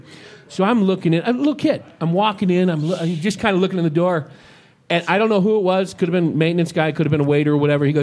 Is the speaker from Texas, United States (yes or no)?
no; San Francisco Bay Area, California, United States; I grew up in the San Francisco Bay Area